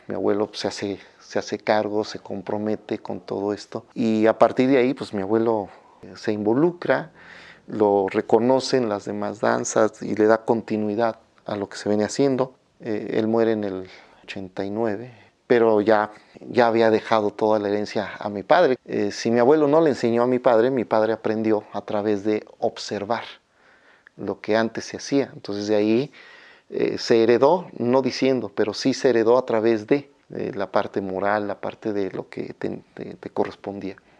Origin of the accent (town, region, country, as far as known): Mexico